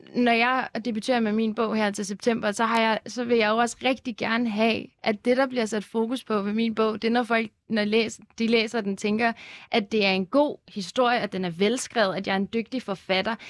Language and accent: Danish; Lyngby, Capital Region of Denmark, Denmark; jeg voksede op i Lyngby i et rimelig sådan dansk kvarter